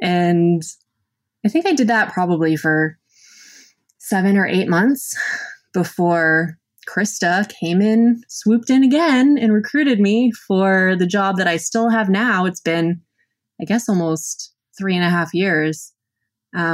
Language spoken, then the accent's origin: English; Massachusetts, United States; We're both from Massachusetts, and we met for the first time in Bangkok.